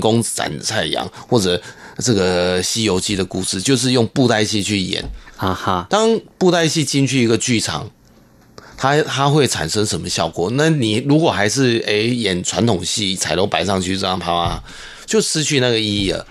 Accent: Taiwan; first language Hakka; Chinese is a second language; 自己是客家人，我很开心可以用自己的母语

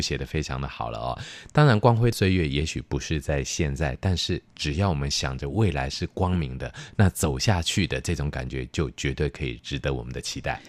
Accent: Taiwan; 所以其实已经成为我们台湾人的心灵上的故乡了

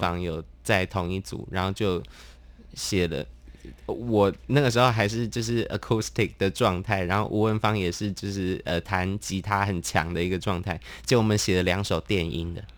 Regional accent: Tainan, Taiwan; moved away as an adult; also born or lived in Taipei; 因为我高中读台南，我就是台南人

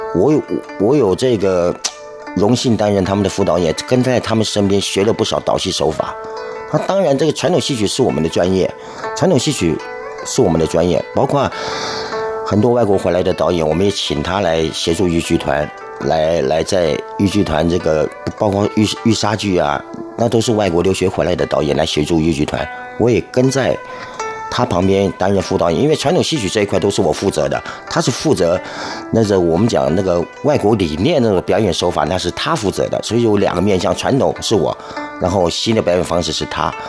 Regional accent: Kaohsiung, Taiwan; moved away; also born or lived in Taipei; 本身啊，是左翼人

